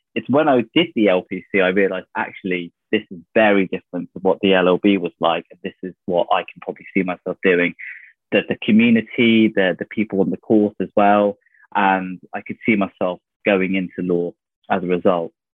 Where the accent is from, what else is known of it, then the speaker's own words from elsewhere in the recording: North Devon, South West England, United Kingdom; moved away as an adult; I grew up in North Devon, of all places, pretty much on the coast